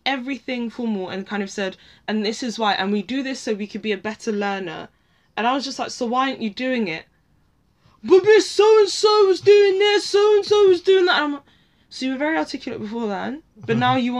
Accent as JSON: {"language": "English", "region": "London", "country": "United Kingdom", "tie": "born or raised there", "accent": "posh", "said": "I am born and bred in Northwest London, and not like Camden."}